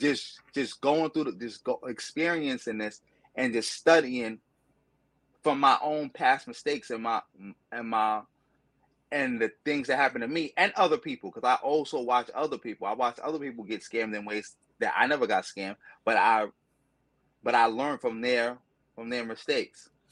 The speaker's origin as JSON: {"language": "English", "town": "New York City", "region": "New York", "country": "United States", "tie": "born or raised there", "said": "growing up in Brooklyn"}